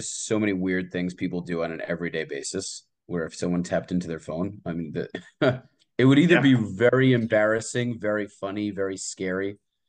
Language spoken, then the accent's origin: English; United States; also born or lived in Israel; I grew up in America, but most of my family lives there, and I serve there.